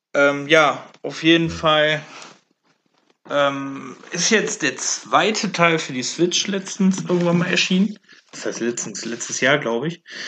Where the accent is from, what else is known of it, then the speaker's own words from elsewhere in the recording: Velbert, North Rhine-Westphalia, Germany; ich komme ja aus Felbert.